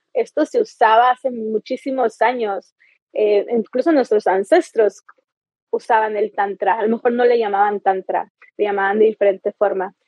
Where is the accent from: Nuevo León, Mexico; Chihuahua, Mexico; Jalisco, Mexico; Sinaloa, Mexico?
Chihuahua, Mexico; now in Playa del Carmen, Mexico; Yo soy mexicana, nací en Chihuahua, en el norte y aquí es mi base